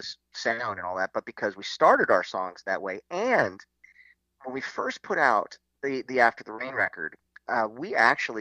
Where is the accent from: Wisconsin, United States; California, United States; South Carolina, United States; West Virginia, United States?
California, United States; Los Angeles; Matthew and I grew up in Hollywood